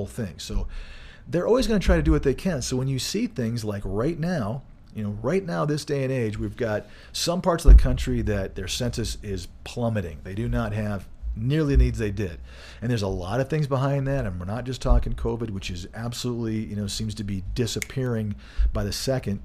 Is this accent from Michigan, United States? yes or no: yes; Michigan, United States; now in Colorado, United States; growing up in Michigan